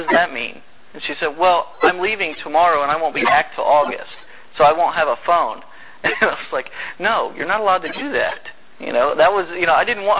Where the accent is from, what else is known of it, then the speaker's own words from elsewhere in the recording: Indiana, United States; moved away as an adult; also born or lived in North Carolina; I'm from Indiana